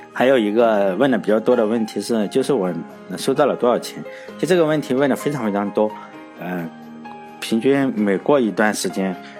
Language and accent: Chinese; China; 即使我是中国人呢